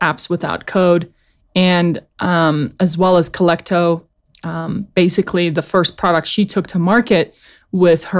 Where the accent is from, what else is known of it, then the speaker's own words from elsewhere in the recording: South Africa; I was born and raised in South Africa